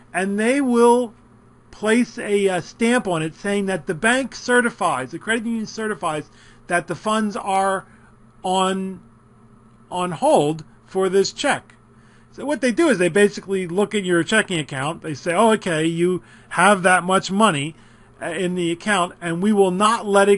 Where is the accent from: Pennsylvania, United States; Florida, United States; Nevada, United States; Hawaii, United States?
Pennsylvania, United States; Philadelphia; I come from Philadelphia, South Philly, where it used to be all Italians